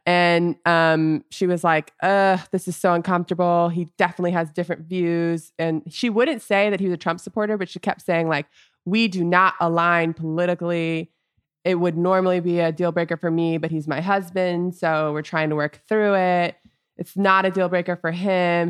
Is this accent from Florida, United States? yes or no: yes; Orlando, Florida, United States; moved away as an adult; also born or lived in Los Angeles; growing up in Orlando and then spending a lot of my adult life in L A.